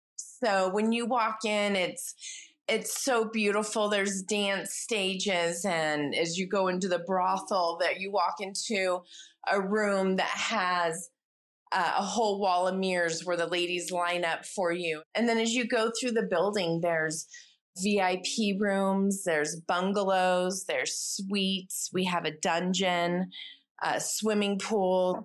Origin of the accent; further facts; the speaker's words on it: United States; moved away as an adult; now in United Kingdom; I'm an American who very recently moved to the U K